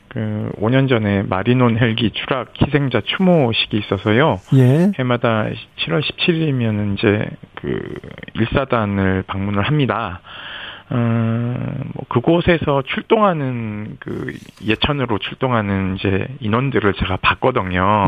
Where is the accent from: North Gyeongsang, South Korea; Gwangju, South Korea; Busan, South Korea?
North Gyeongsang, South Korea; Yeongju; 저희 고향 영주 바로 밑 밑에 있는 데성천이에요 영주댐에서 물이 나와서 그리 흘러가는데 어린 시절 놀던 곳이기도 해서